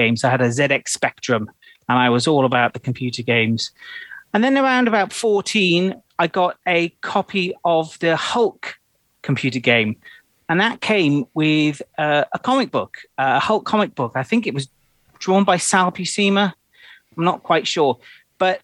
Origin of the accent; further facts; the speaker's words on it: Cardiff, Wales, United Kingdom; I come from Cardiff, my parents took me on a Saturday.